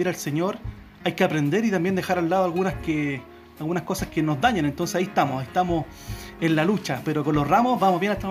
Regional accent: Santiago, Santiago Metropolitan, Chile; now in Chillán, Chile; nosotros somos matrimonio eh, venimos desde Santiago, desde Santiago nosotros venimos y estamos acá en Chillán hace poco más de tres años.

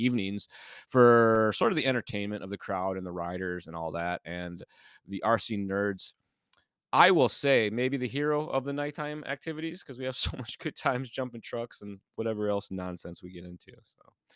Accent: Illinois, United States; when I grew up in Illinois as a kid

